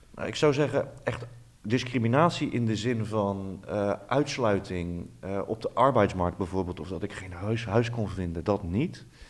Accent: Netherlands; wij als Nederlanders

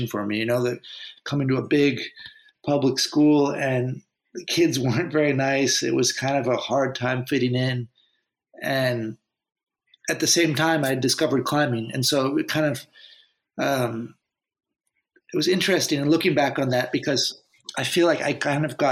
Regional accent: Santa Cruz, California, United States; my hometown in Santa Cruz

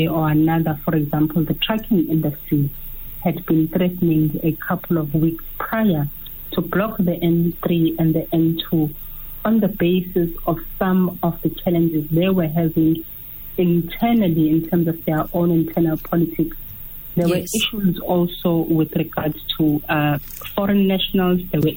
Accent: South Africa; we are South Africans

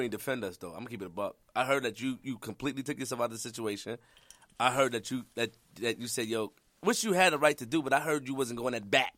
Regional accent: New York City, New York, United States; I'm from Queens, and I'm from the Webb and Nittany era

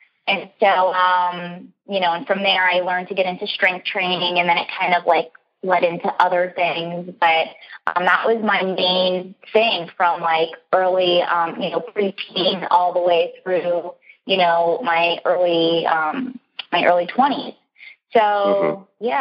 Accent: Florida, United States; I came from Florida

